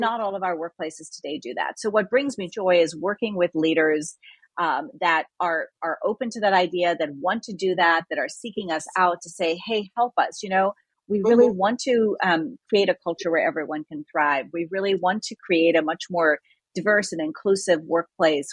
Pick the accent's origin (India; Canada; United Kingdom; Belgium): India; also born or lived in Nigeria; now in United States; I'm originally from India and lived in Nigeria and came here.